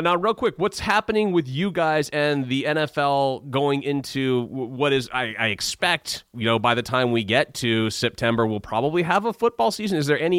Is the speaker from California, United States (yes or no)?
yes; Bay Area, California, United States; moved away as an adult; also born or lived in Brooklyn / New Jersey; I was born and raised in the Bay Area